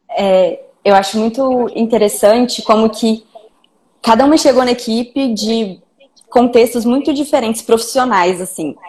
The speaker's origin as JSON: {"language": "Portuguese", "town": "Belo Horizonte", "region": "Minas Gerais", "country": "Brazil", "moved": "yes", "lives_now": "Vitória, Brazil", "said": "eu sou mineira de Belo Horizonte, originalmente. Atualmente moro em Vitória, no Espírito Santo"}